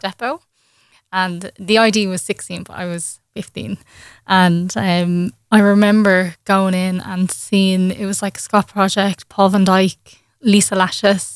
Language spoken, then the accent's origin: English; Ireland; I had got my first gig in, in Ireland that summer, um, just in my hometown